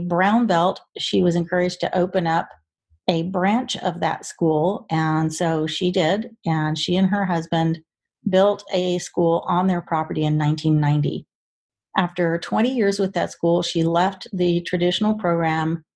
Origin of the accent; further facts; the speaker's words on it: Oklahoma, United States; moved away; growing up in Oklahoma, every summer was 100 degrees plus